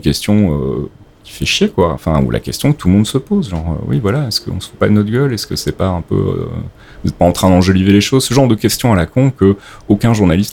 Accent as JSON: {"language": "French", "country": "Belgium", "moved": "as an adult", "lives_now": "France", "said": "je viens de Belgique donc j'ai fait des études de journalisme en Belgique et j'ai commencé à bosser là-bas"}